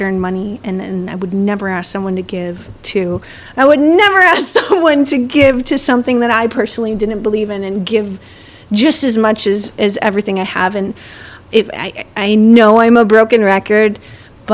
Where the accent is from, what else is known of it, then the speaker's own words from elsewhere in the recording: Chicago, Illinois, United States; I'm from Chicago